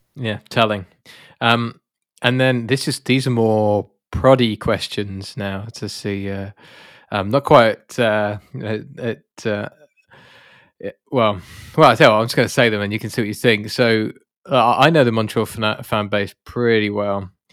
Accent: United Kingdom; I'm British

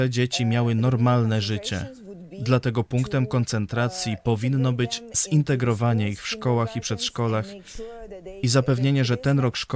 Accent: Poland

